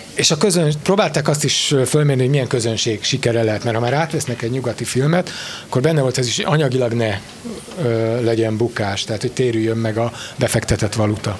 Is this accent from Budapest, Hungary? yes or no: yes; Budapest, Hungary; zuglói gyerek vagyok